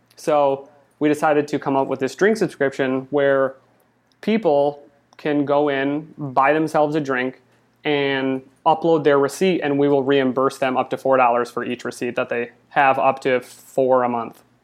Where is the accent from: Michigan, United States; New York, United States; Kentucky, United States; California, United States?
Michigan, United States; moved away as an adult; now in Los Angeles, United States; I'm originally from Michigan, and I moved here